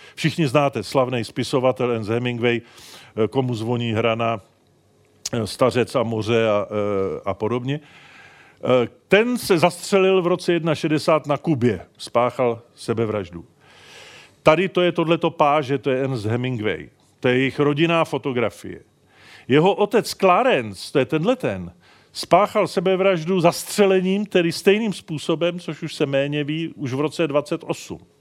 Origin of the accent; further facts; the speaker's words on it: Prague, Czechia; já jsem z Prahy